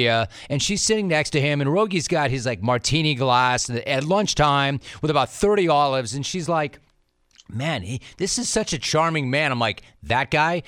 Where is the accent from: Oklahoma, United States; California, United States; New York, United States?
California, United States; Los Angeles; also born or lived in San Diego; I grew up in Los Angeles